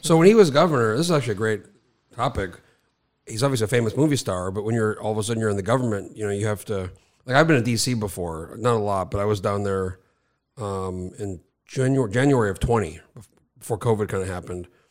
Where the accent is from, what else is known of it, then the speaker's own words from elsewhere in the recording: New Mexico, United States; moved away; also born or lived in Alaska; I grew up in New Mexico